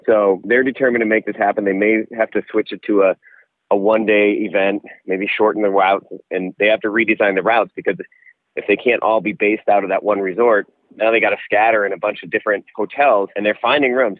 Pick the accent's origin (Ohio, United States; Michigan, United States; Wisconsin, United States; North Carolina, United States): Wisconsin, United States; Door County; when you're growing up in Door County